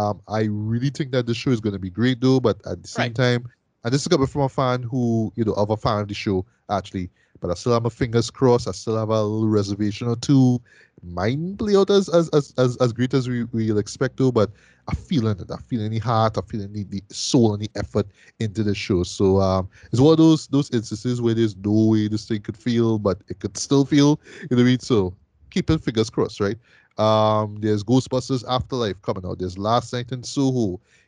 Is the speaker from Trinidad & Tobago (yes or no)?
yes; Trinidad & Tobago; Like I'm talking as a Trinidadian.